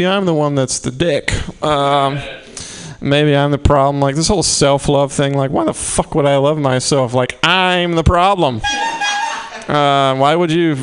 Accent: Mississippi, United States; I'm from Mississippi.

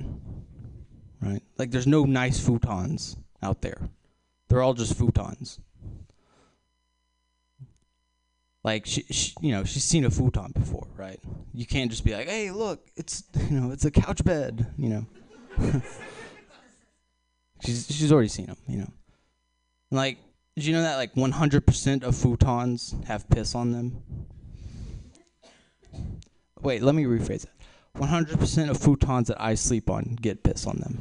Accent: Texas, United States; I'm from Texas. I am from Texas

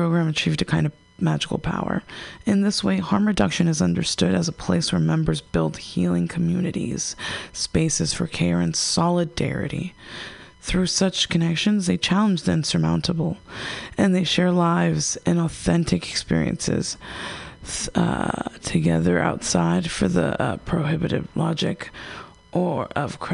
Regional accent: United States; growing up in America, we're raised with a bunch of sugar and empty carbs and McDonald's and soda.

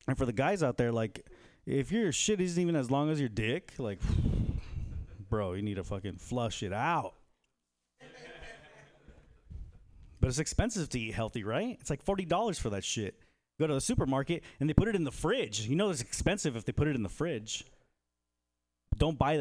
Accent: Bay Area, California, United States; now in Texas, United States; originally from the Bay Area, and I think it's because I'm from the Bay Area

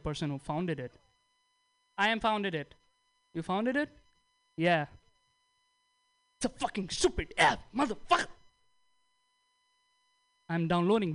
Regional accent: India; moved away; I'm from India

